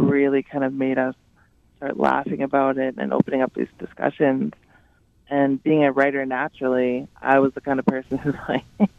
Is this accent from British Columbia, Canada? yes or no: no; English River First Nation, Saskatchewan, Canada; So, as you know … I'm Dene from English River First Nation, and on my maternal side, Métis from the Batoche area.